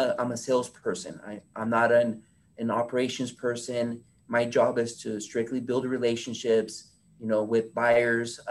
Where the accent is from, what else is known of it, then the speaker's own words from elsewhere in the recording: Fresno, California, United States; moved away as an adult; now in Bay Area, United States; I'm born and raised in Fresno, so I know the market really well